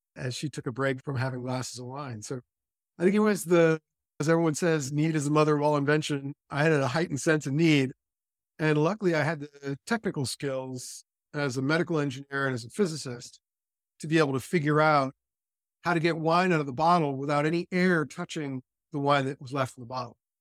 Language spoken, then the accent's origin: English; California, United States; I was raised in California